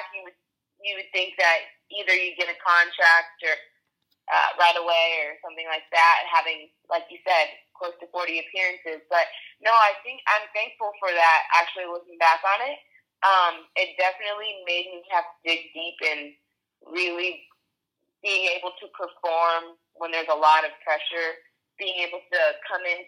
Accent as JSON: {"language": "English", "region": "California", "country": "United States", "tie": "born or raised there", "also_born_or_lived": "Florida / Norway", "moved": "as an adult", "said": "I grew up in California and went to Florida State"}